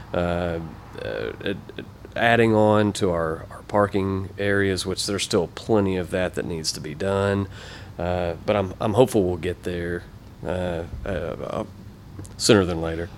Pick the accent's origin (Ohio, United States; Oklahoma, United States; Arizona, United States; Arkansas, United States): Oklahoma, United States; Ardmore; moved away as an adult; also born or lived in Ada, Oklahoma / Broken Bow, Oklahoma; born and raised in Ardmore